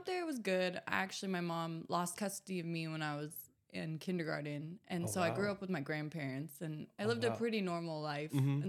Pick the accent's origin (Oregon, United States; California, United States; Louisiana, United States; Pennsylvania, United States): Oregon, United States; Ashland; now in San Diego, United States; I'm from Southern Oregon. I was born and raised in Ashland, Oregon.